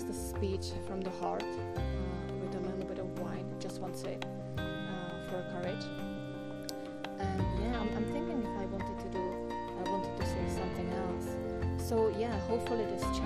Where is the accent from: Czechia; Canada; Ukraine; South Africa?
Czechia; first language Czech; English is a second language; my native language, which is Czech